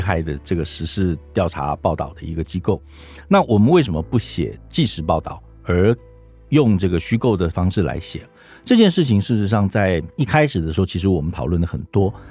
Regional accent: Taiwan; 我们台湾人

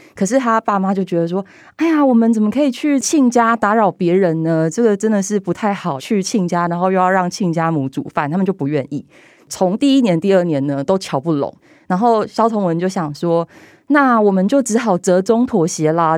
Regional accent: southern Taiwan, Taiwan; 因为我们家是南部人，我的阿嬷是童养媳，我爸爸他们小时候是跟他的兄弟住在一层透天厝，所以楼下一楼、二楼住着伯伯，他们两家人，然后我们家住在三楼

